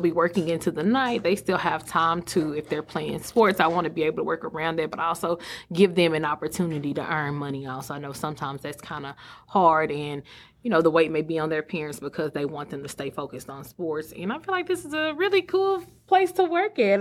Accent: Sulphur Springs, Texas, United States; moved away as an adult; also born or lived in Mesquite, Texas / Dallas, Texas; now in Greenville, United States; Silver Springs being my hometown

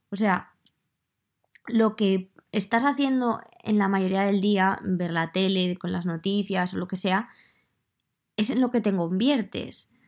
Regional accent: Madrid, Community of Madrid, Spain; accent: Madrid; Entonces yo creo que mi acento ya no es de Madrid

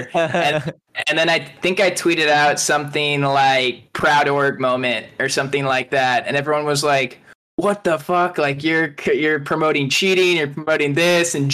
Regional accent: Akron, Ohio, United States; So he's like a Cleveland guy as well. I'm from Akron

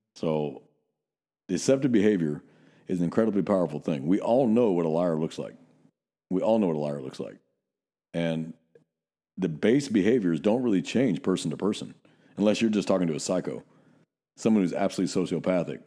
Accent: Northern California, United States; now in Texas, United States; I'm still too Northern California

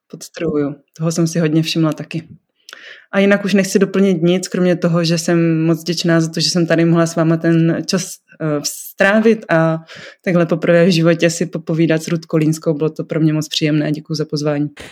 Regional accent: North Moravia, Czechia; now in Brno, Czechia; já jsem děvče ze Severní Moravy, žijící v Brně

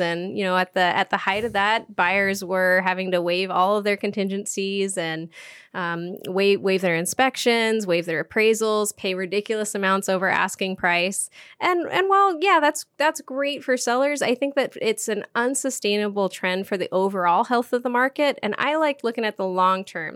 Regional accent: Duvall, Washington, United States; now in Bellingham, United States; I grew up in Duval, Washington

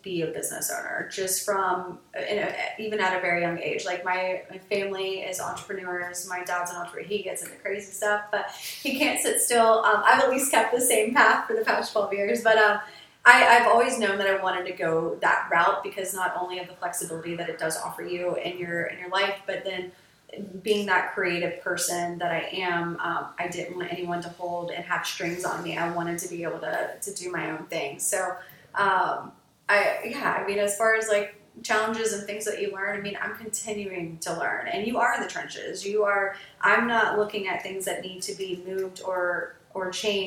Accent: Greenville, South Carolina, United States; moved away as an adult; also born or lived in Clemson, South Carolina / Charleston, South Carolina; I grew up in Greenville, South Carolina, and then on a mountain, Paris Mountain

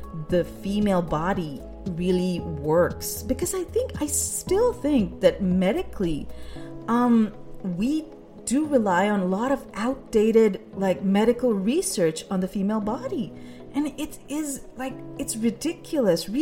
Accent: Pakistan; now in United States; growing up in Pakistan

